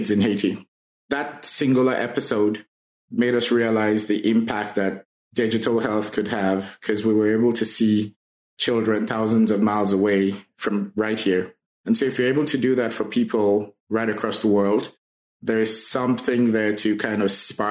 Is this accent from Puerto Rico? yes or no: no; Nigeria; moved away as an adult; also born or lived in Grenada / Chicago, United States; now in Saskatchewan, Canada; I was born in Nigeria and moved out of Nigeria when I was in my early 20s.